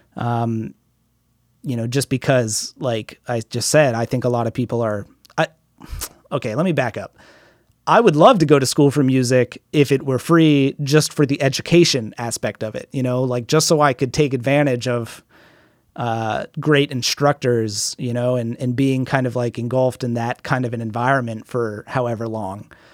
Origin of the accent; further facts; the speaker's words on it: United States; I'm from America